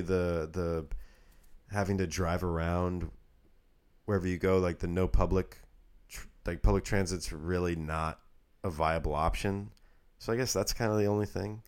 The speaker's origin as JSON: {"language": "English", "town": "Redmond", "region": "Washington", "country": "United States", "tie": "born or raised there", "moved": "yes", "said": "where I grew up in Redmond, Washington"}